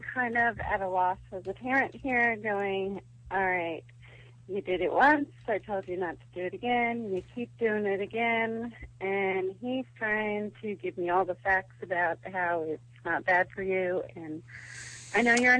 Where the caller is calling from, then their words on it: Atlanta, Georgia, United States; Hello, this is …. I'm in Atlanta.